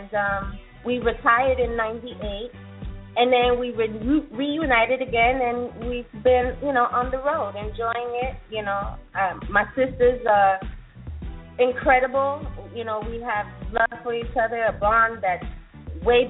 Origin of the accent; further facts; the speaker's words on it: New York City, New York, United States; now in Atlanta, United States; I was born and raised in the Bronx